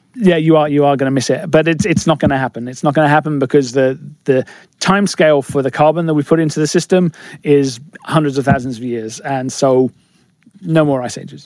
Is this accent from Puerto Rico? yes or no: no; England, United Kingdom; I'm English